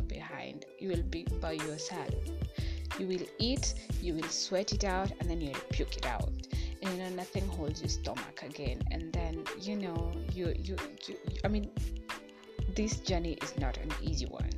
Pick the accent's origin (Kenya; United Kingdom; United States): Kenya; in my home country, Kenya